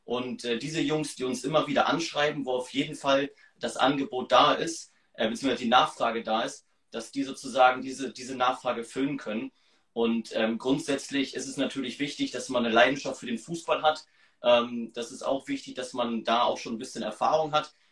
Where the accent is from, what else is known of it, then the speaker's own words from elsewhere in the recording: Hamburg, Germany; Wir kommen aus Hamburg und die wohnen halt weiter weg.